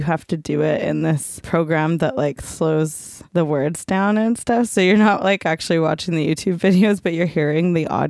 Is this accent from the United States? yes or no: no; Coquitlam, British Columbia, Canada; Juno's got a lot of scenes from my hometown and the mall.